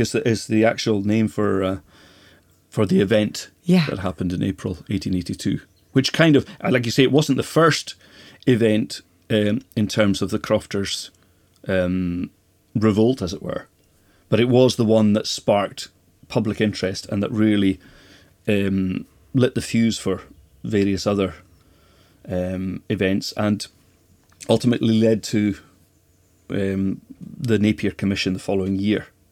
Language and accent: English; Skye, Scotland, United Kingdom; also born or lived in Lewis; I was born in Lewis, and we came over to Skye when I was five.